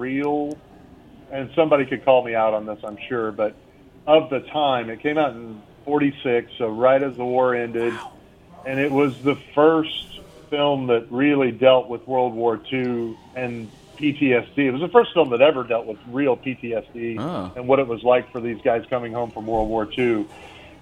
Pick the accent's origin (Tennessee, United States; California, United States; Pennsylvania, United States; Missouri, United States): Missouri, United States; where I grew up in Missouri